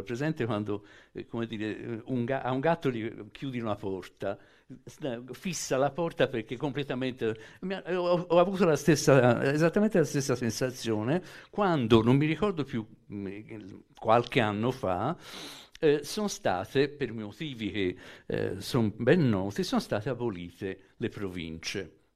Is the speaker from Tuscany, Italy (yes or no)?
yes; Florence, Tuscany, Italy; sono mezzo calabrese, mezzo francese, cioè non posso rivendicare se non un atto di nascita fiorentino